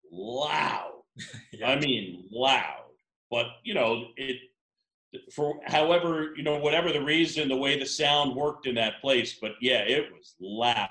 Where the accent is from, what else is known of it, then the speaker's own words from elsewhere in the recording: New York, United States; moved away; also born or lived in Miami; I grew up in New York